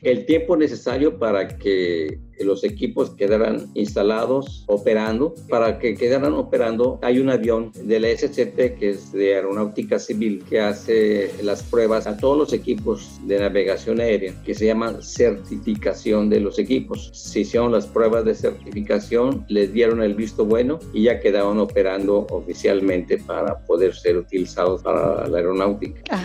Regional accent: Mexico City, Mexico; moved away as an adult; now in Cancún, Mexico; yo soy originario del Distrito Federal

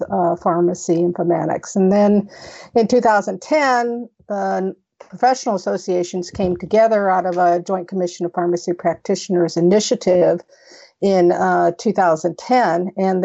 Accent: Las Vegas, Nevada, United States; I'm out of Las Vegas, Nevada, which is my hometown

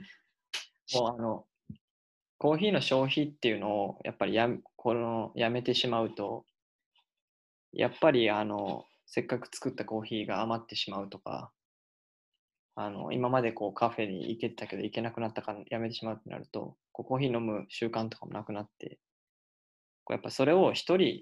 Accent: Kansai, Japan; 僕の地元 関西

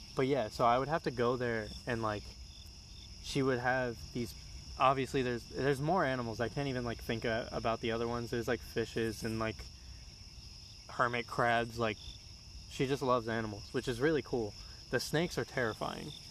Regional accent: Florida, United States; I was born in Florida and I lived with my grandma

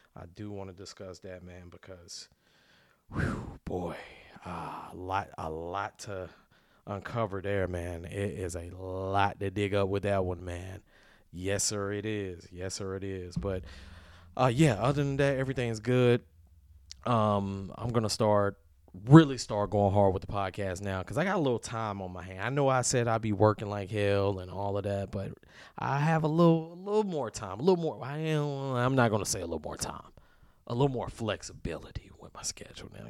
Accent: Deep South, United States; I come from the South, like, deep South

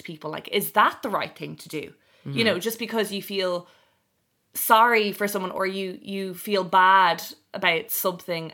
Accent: Ireland

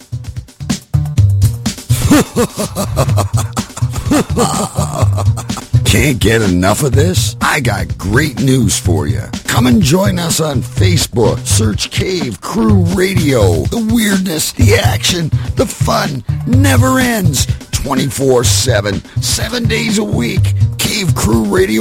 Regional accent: Canada; I'm Canadian.

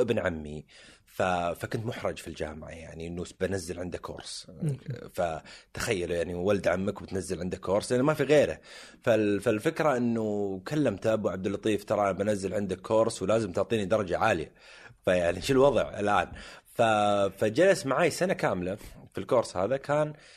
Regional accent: Jubail, Eastern Province, Saudi Arabia; انا من ابناء الجبيل الصناعيه

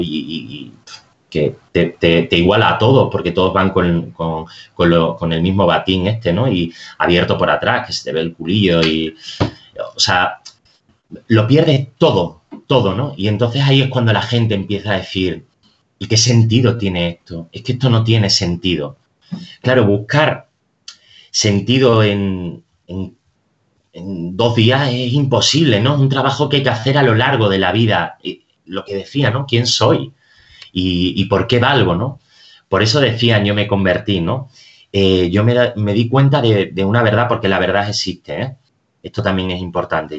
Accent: Extremadura, Spain; now in Madrid, Spain; Yo soy extremeño y en mi tierra todavía disfrutamos del silencio del campo

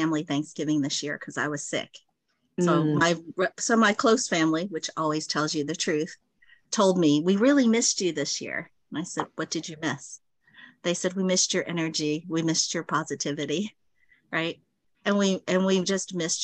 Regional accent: New York City, New York, United States; also born or lived in Dallas, Texas; now in Plano, Texas, United States; I was born in Brooklyn, New York.

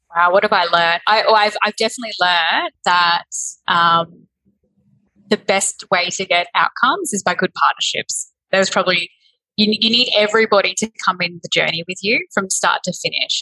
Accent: Berry Springs, Northern Territory, Australia; also born or lived in Darwin; I was born in Darwin. Um, I grew up in Berry Springs

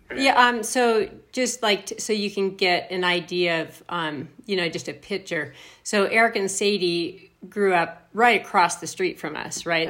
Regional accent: Logan, Utah, United States; also born or lived in Bozeman, Montana; So then I grew up in Cache Valley

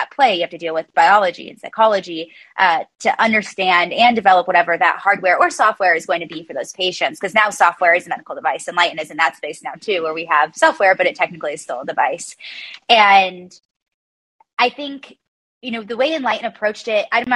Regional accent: South Bend, Indiana, United States; I was born and raised in South Bend, Indiana, which is right in the shadow of the Golden Dome

